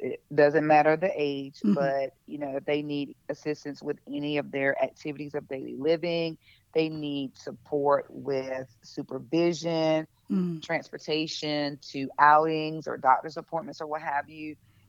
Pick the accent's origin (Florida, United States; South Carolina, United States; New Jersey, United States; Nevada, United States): South Carolina, United States; I mean, I grew up in a very rural community, a very small town. Everybody knew everybody